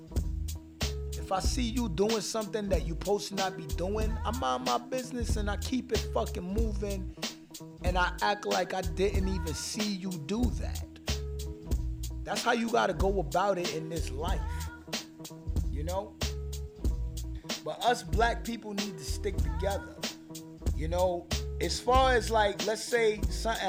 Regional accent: New York City, New York, United States; I'm from New York City, man. I'm from Brooklyn

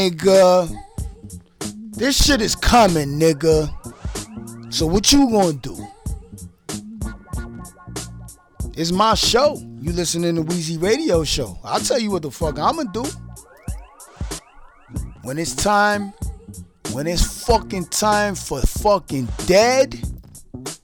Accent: New York City, New York, United States; I'm in Brooklyn, and I'm from Brooklyn

